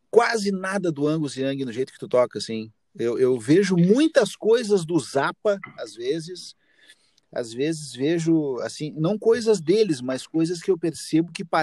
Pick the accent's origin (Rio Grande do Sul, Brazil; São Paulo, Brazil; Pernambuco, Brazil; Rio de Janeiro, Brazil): Rio Grande do Sul, Brazil; Caxias do Sul; Sim, eu sempre morei em Caxias. Tu nasceu em Caxias? Sim, sou natural de Caxias.